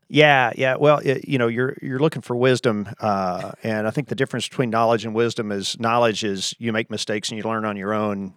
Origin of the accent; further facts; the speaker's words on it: Kentucky, United States; moved away as an adult; also born or lived in Boston; I'm from Kentucky, it's, you know, south